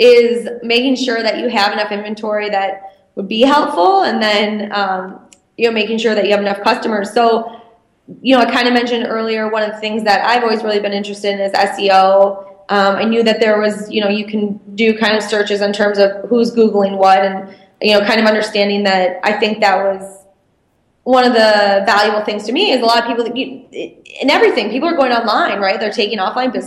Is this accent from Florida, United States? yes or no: no; Michigan, United States; I'm from Michigan